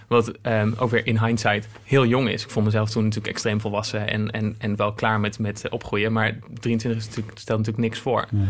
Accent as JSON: {"language": "Dutch", "town": "Apeldoorn", "region": "Gelderland", "country": "Netherlands", "tie": "born or raised there", "also_born_or_lived": "Zwolle", "moved": "as an adult", "said": "ik ben in Apeldoorn opgegroeid en ik ging in Zwolle studeren"}